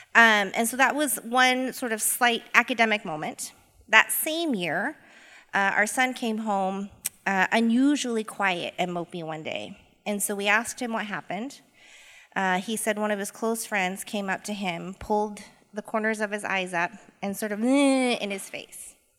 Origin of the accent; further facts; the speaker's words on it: Boise, Idaho, United States; born and raised in Boise, Idaho.